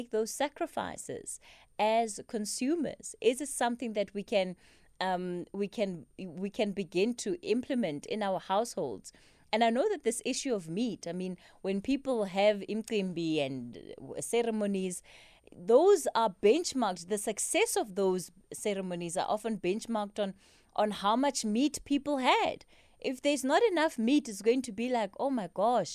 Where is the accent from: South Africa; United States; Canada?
South Africa; Polokwane, Limpopo; now in Johannesburg, South Africa; I'm from Polokwane, so I've grown up with mopani worms around me